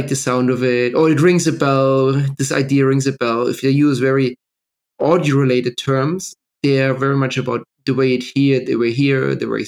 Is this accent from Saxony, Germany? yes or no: no; Bavaria, Germany; also born or lived in New York; now in London, United Kingdom; I grew up in Bavaria with a very Christian, liberal, Catholic family